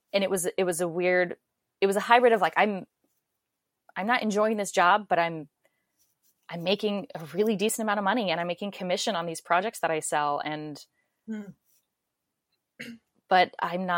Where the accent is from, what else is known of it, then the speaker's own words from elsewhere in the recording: Orange County, California, United States; moved away as an adult; also born or lived in Long Beach, California; now in New York City, United States; I grew up in Orange County, California, went to school in Long Beach, kind of stayed there my whole life